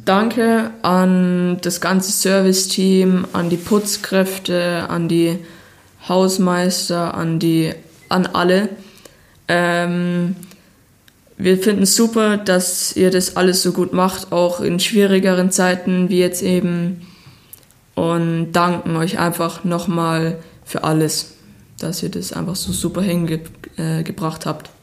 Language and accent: German; Bayerwaldhof, Bavaria, Germany; der Bayerwaldhof ist für mich die Heimat, wo ich geboren bin, wo ich meine Kindheit verbracht habe